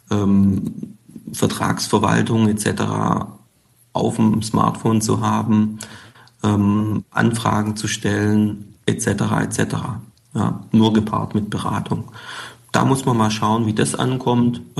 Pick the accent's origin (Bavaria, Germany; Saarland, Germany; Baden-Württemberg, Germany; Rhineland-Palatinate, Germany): Baden-Württemberg, Germany; born there; accent: Swabian; Eigentlich bin ich gebürtiger Schwabe, kommt immer mal wieder durch, stimmlich.